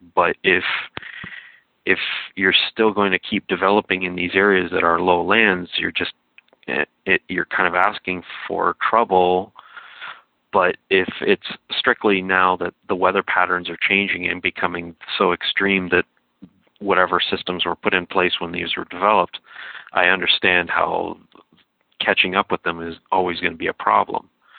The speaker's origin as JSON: {"language": "English", "country": "Canada", "said": "being a Canadian"}